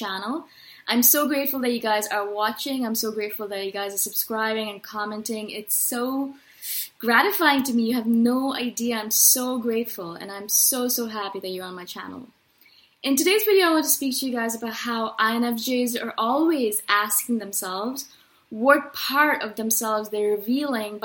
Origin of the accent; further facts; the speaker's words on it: India; I come from India